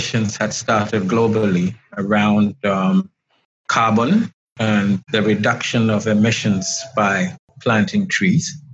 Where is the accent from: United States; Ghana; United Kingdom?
Ghana; I am from Ghana, West Africa. Right now, I'm speaking to you from Accra, the capital.